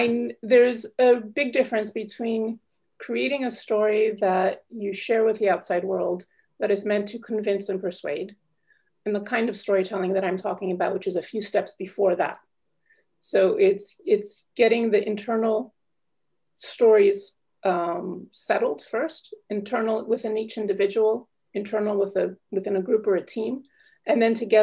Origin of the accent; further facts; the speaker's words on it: United States; now in Paris, France; I'm calling in from Paris, France. Although I'm American, but I've been living here for 18 years now.